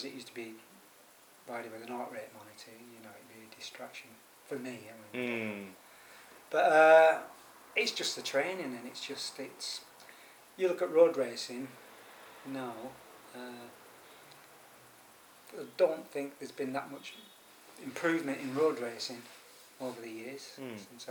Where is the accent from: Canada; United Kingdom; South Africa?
United Kingdom; Preston, North West England; now in London, United Kingdom; we're both from Preston